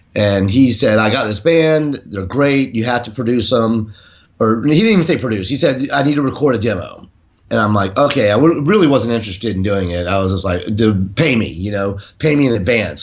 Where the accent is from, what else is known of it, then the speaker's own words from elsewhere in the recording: Jacksonville, Florida, United States; I'm from Jacksonville, Florida, originally